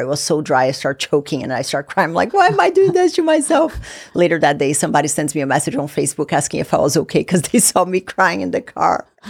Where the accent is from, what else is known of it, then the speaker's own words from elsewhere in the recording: Brazil; now in United States; I'm originally from Brazil, moved from Brazil to the U S